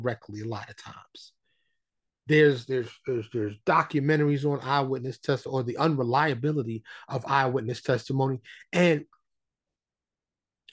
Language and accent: English; New York City, New York, United States; born and raised in New York City, right? My high school in the Bronx